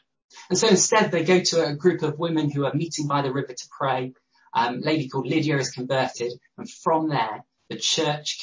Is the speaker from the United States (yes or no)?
no; Loughborough, East Midlands, United Kingdom; moved away as an adult; also born or lived in London / Newcastle; I grew up in Loughborough. So I am, by heart, a Midlander.